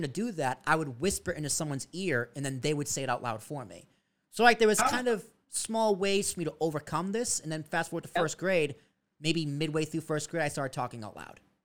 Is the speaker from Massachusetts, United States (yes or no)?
yes; Braintree, Massachusetts, United States; moved away; also born or lived in Long Island; I grew up in Braintree, Massachusetts, South Shore